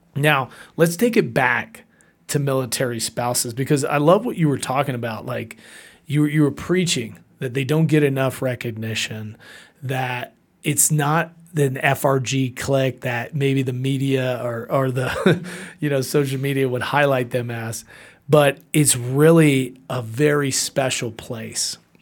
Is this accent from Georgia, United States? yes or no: yes; Atlanta, Georgia, United States; also born or lived in Puerto Rico; I was born in Puerto Rico, raised in Atlanta, hot Atlanta